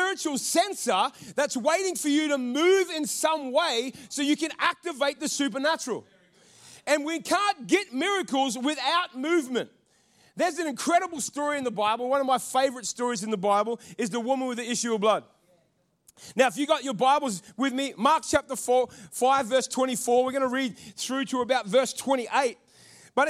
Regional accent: North Queensland, Australia; I come from North Queensland

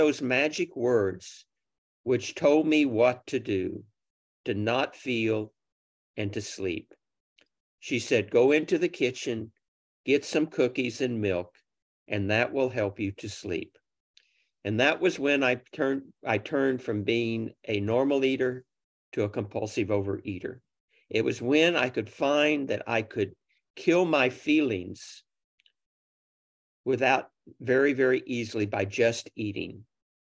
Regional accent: Oklahoma City, Oklahoma, United States; I grew up in Oklahoma City.

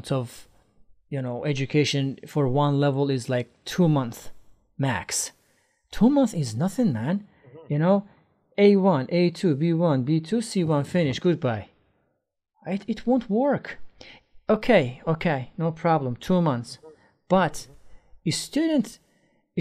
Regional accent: Iran; English is a second language; in Iran, when I was a teenager

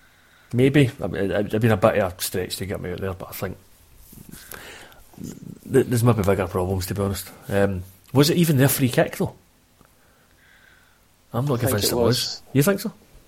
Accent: Scotland, United Kingdom; I'd bite your hand off for that now, right enough as a Scotsman.

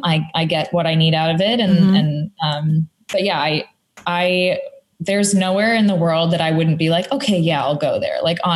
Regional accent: New York, United States; moved away as an adult; now in Nashville, United States; I was born in New York

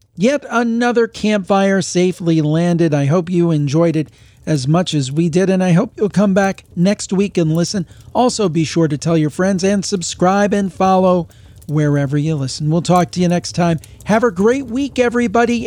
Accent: Cleveland, Ohio, United States; my hometown, May, is calling in. We've got to stick together because we have the Cleveland Browns here

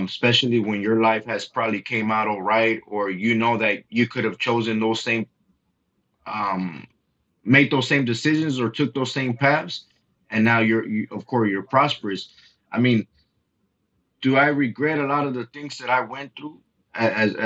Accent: Los Angeles, California, United States; I was born and raised in South Central Los Angeles

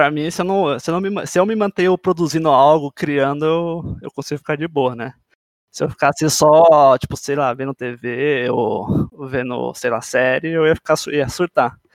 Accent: São Paulo, Brazil; Bom, eu tenho 26 anos, sou de São Paulo.

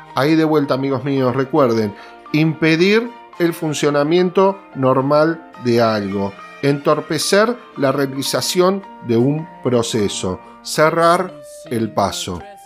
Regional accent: Argentina; como argentinos

